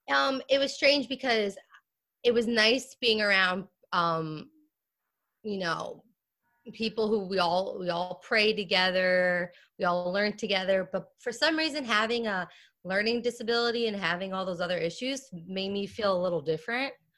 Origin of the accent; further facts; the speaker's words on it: Lumberton, New Jersey, United States; I grew up in uh, Lumberton, New Jersey, which is a rural rural uh, part